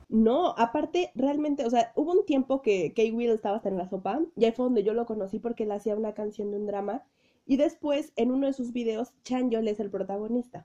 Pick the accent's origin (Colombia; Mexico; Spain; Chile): Mexico; soy de México